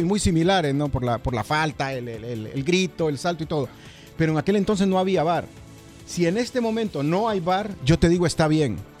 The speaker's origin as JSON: {"language": "Spanish", "country": "Mexico", "said": "soy mexicano"}